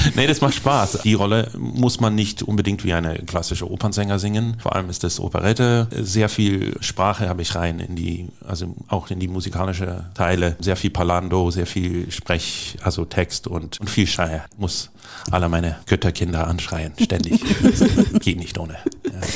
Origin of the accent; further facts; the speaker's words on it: California, United States; now in Dortmund, Germany; Ich komme aus Kalifornien